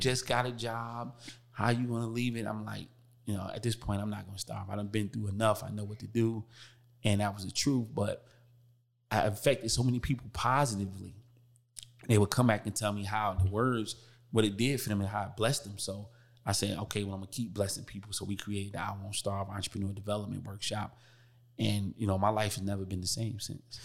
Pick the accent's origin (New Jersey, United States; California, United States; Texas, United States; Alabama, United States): New Jersey, United States; Newark; I come from Newark, New Jersey, rough background, everybody know about Brick City